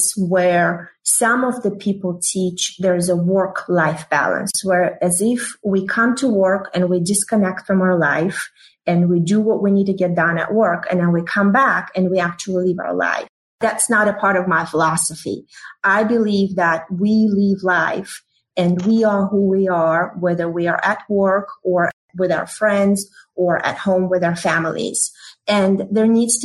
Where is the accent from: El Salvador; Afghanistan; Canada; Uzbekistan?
Uzbekistan; moved away as an adult; also born or lived in Russia; now in United States; I was born in the Soviet Union. And then, as you may know, it fell apart in 1991, and generated a new country, Uzbekistan, where I grew up.